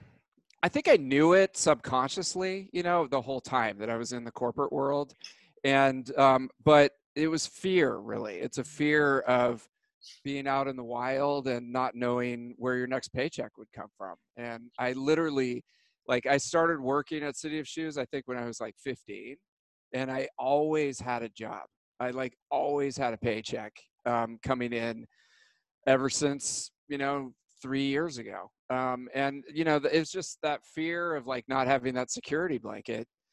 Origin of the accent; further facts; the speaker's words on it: Alamo, California, United States; also born or lived in Walnut Creek, California; I was born in Walnut Creek. I was raised in Alamo, which is south of Walnut Creek in the East Bay